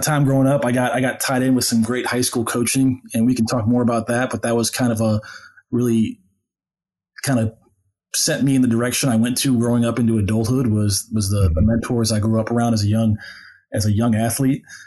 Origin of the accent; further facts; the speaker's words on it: St. Louis, Missouri, United States; I grew up in St. Louis